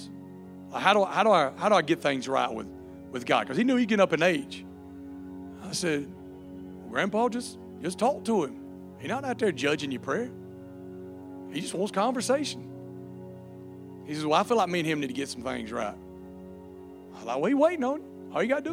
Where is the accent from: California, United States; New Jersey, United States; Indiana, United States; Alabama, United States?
Alabama, United States; accent: redneck; also born or lived in Louisiana; I was born in Louisiana, but was raised in Alabama, okay? I have people tell me I sound like a Cajun all the time, but I was like, no, it's just redneck